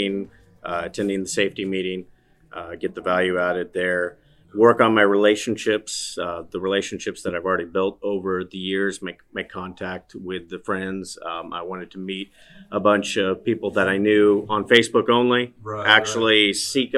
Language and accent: English; Southern California, United States; born and raised in Southern California, the birthplace of hot rodding